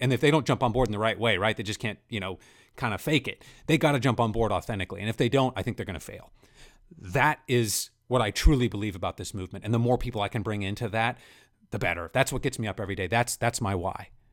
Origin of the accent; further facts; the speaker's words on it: central Kansas, United States; I grew up in central Kansas myself